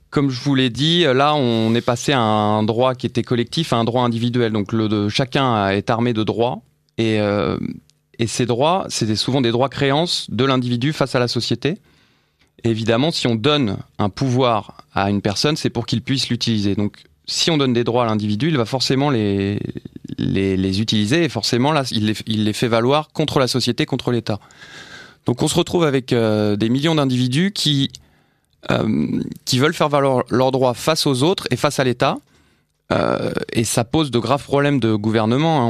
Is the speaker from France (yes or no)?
yes; France